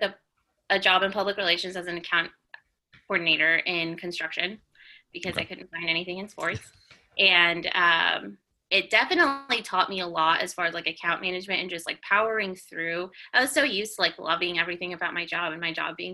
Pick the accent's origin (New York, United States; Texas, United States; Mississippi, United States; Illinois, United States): Texas, United States; Mansfield; I grew up in Mansfield, which is about 20 minutes south